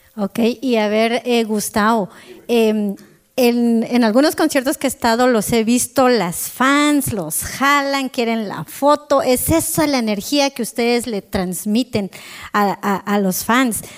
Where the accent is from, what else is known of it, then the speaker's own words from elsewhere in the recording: Quetzaltenango, Guatemala; yo soy de Shela